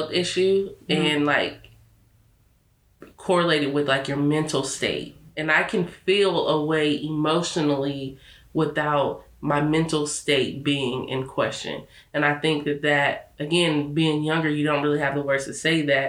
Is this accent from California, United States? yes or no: yes; Lake County, California, United States; moved away; also born or lived in Sacramento; us growing up in Lake County, and there wasn't really a lot of people of color